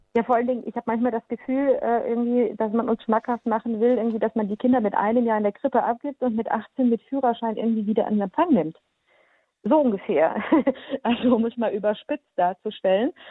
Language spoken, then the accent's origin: German; Baden-Württemberg, Germany; born or raised there; also born or lived in Transylvania, Romania; now in Lower Rhine, Germany